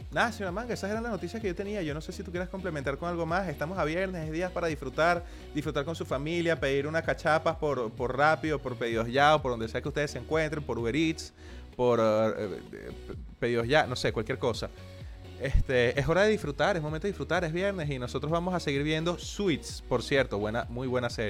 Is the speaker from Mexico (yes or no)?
no; Argentina; Yo soy argentina, manguito.